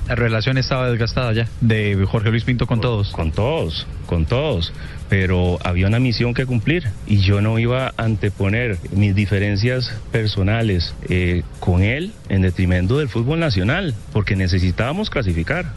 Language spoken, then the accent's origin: Spanish; Costa Rica; Yo soy un costarricense muy respetuoso